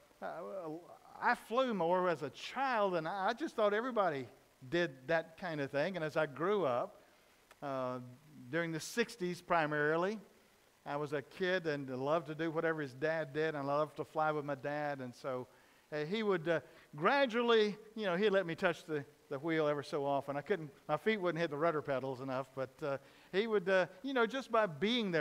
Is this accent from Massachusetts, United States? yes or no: no; Dawson, Georgia, United States; I grew up in South Georgia in a little town of Dawson.